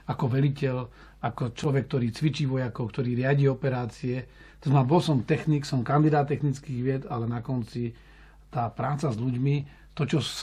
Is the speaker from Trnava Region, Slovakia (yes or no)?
yes; Radimov, Trnava Region, Slovakia; Áno, som záhorák z takého malého majera, budkovaný pri Holíči. Je to obec Radimov, Unín.